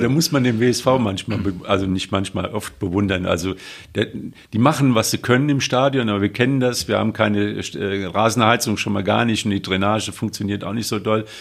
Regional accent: Westerwald, Rhineland-Palatinate, Germany; ich bin am Westerwald groß geworden

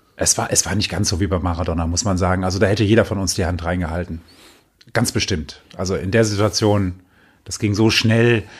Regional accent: Düsseldorf, North Rhine-Westphalia, Germany; als Düsseldorfer

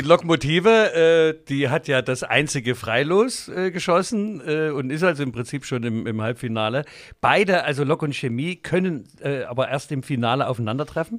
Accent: Leipzig, Saxony, Germany; Wir sind aufgewachsen in den Rosental.

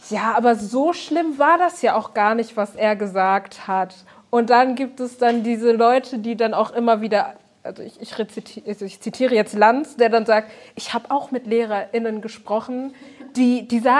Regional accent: Germany; ich bin kein Bio-Deutscher. Wenn ich sage, ich bin Deutscher, kommt die Frage, woher kommst du wirklich?

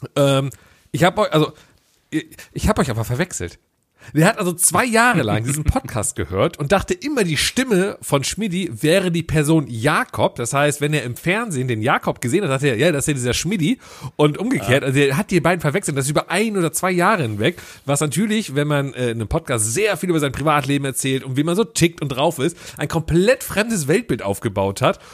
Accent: Düsseldorf, North Rhine-Westphalia, Germany; also born or lived in Cologne; Ich bin eigentlich gebürtiger Düsseldorfer

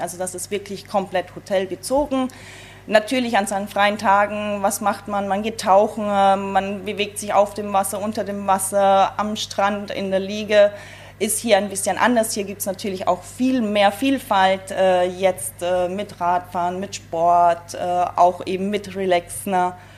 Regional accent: Bavaria, Germany; moved away as an adult; also born or lived in Salzburg, Austria; now in Sylt, Germany; meine Heimat Bayern schon etwas näher, wo ich ursprünglich auch herkomme

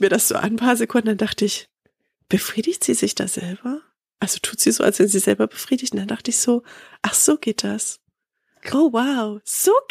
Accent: East Germany, Germany; Ich komme ja aus dem Osten so, wir sind

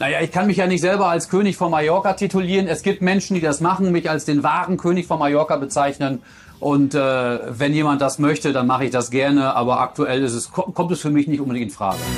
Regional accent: North Rhine-Westphalia, Germany; ich bin ja ein Kind aus Westfalen

